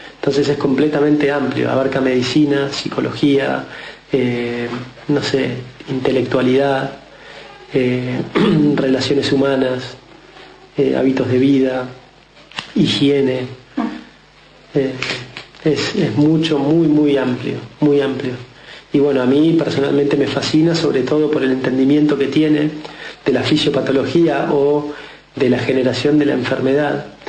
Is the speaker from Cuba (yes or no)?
no; Mar del Plata, Buenos Aires Province, Argentina; nací de criado en Mar del Plata.